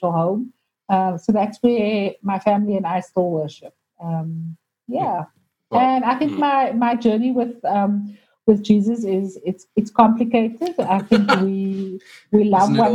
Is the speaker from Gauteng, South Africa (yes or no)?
no; Cape Town, Western Cape, South Africa; I grew up in Grassy Park, so those are my roots. Mom and Dad still live there.